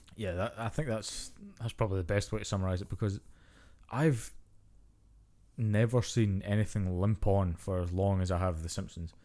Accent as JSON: {"language": "English", "region": "Scotland", "country": "United Kingdom", "tie": "born or raised there", "said": "growing up in Scotland and Britain"}